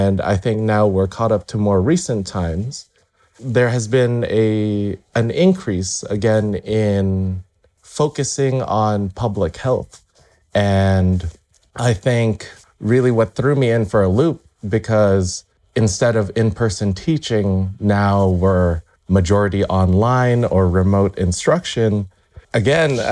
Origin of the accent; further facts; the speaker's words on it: Las Vegas, Nevada, United States; also born or lived in Irvine, California; I was able to find employment at the local university here in my hometown in Vegas